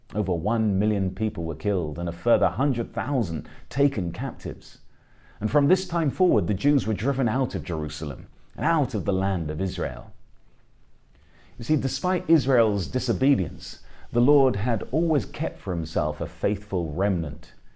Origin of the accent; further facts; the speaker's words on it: England, United Kingdom; I'm an Englishman